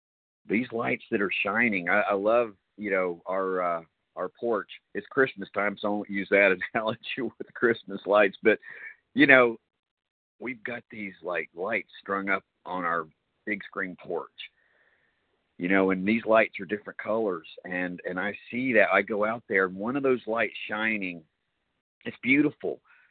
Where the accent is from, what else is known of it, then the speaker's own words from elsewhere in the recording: Cary, North Carolina, United States; I am a recovered compulsive overeater. Indeed, I am from Cary, North Carolina, also about a mile down the road from Ken.